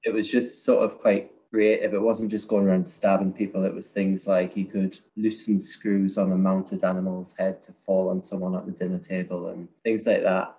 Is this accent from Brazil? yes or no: no; Newcastle upon Tyne, North East England, United Kingdom; also born or lived in Edinburgh, Scotland; I'm from a place called Newcastle